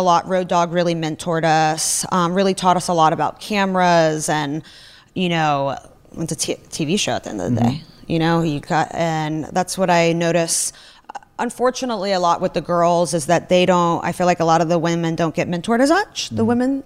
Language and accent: English; Russia; moved away; I grew up in Russia.